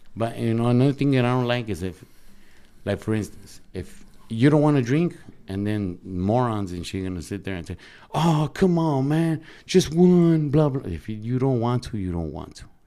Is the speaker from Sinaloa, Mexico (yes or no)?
yes; Sinaloa, Mexico; moved away; I'm from Sinaloa